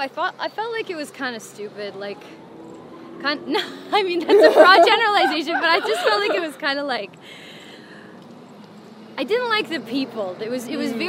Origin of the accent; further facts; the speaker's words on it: just outside of Toronto, Ontario, Canada; I was born in Canada. Just outside of Toronto